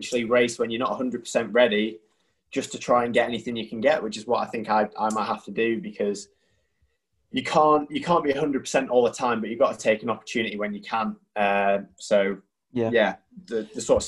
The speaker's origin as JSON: {"language": "English", "country": "United Kingdom", "said": "We're British"}